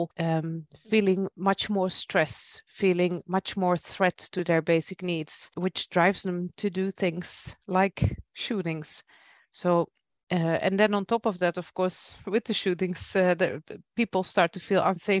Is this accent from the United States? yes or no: no; Belgium; now in Netherlands; I'm from Belgium myself, and my parents still live in Belgium